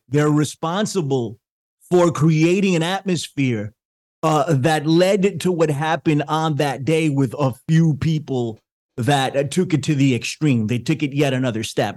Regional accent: New York, United States; I'm from New York

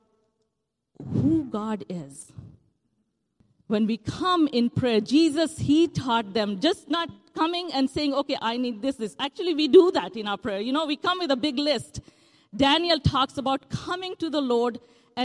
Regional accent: India; moved away; Growing up in India

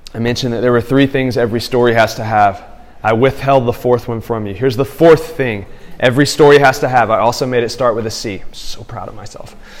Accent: Tuscumbia, Alabama, United States; now in Houston, United States; my hometown. Like there's something about when I come into that town and visit it now that I live in Houston. When I come to Tuscumbia, Alabama

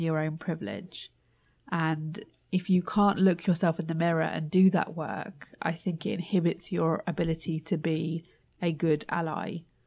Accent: United Kingdom; I'm Indian heritage, but born in the UK.

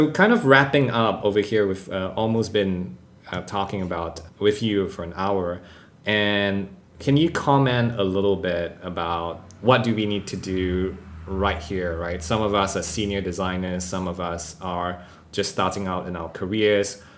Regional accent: Singapore; as a Singaporean

